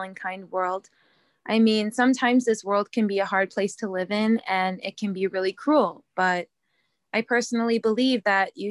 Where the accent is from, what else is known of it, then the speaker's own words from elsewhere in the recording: Danbury, Connecticut, United States; I am from Danbury, Connecticut